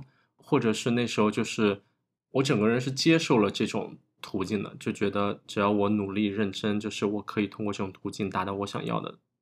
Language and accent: Chinese; small county town in Hunan, China; moved away as an adult; also born or lived in Beijing; 我是来自湖南小县城的一个考生，我上的是一个北京的二本